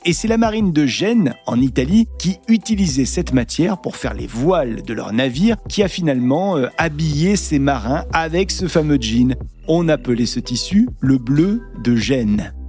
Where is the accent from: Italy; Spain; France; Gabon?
France; southern France